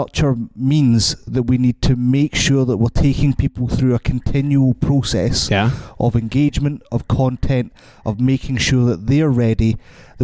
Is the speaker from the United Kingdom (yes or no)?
yes; Scotland, United Kingdom; I'm Scottish